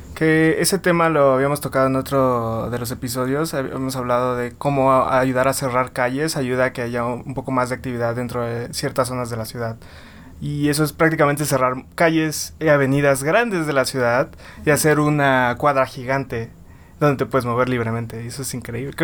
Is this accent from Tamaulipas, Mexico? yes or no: no; Villahermosa, Tabasco, Mexico; Yo soy de, de Villahermosa y en Villahermosa es súper caótico